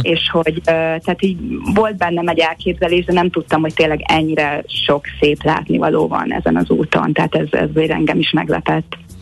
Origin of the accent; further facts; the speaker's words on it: Hungary; now in Los Angeles, United States; a Balaton körül nőttem föl